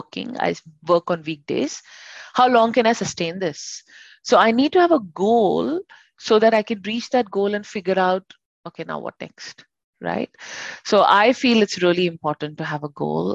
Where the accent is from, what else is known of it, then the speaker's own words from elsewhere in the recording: India; now in Sydney, Australia; I'll call myself Indian, right? Because I grew up in India